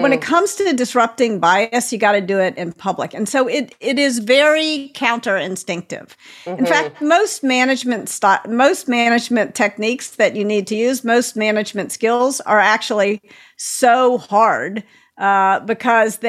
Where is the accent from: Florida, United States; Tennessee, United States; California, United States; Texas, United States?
Tennessee, United States; I'm from Tennessee, and I grew up